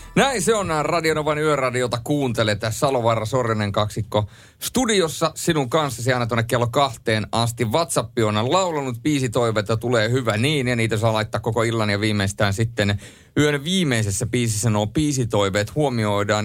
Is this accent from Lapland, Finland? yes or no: yes; Rovaniemi, Lapland, Finland; ei se Rovaniemeltä tule, mistä minä olen kotoisin